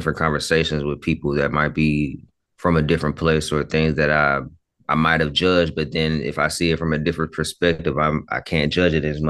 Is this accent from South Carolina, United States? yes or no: yes; South Carolina, United States; also born or lived in North Dakota / Charleston; So just a small background. My parents were military, so I was born in 91 in North Dakota. It was crazy, but we left Charleston, South Carolina in 98. I was six and got here August of 98, right before school started.